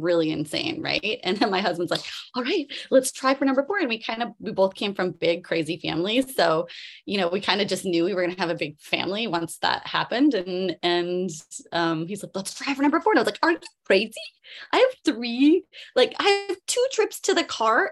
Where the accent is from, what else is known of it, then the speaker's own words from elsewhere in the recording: Canada; moved away as an adult; now in Maui, United States; I'm Canadian. I grew up in Canada.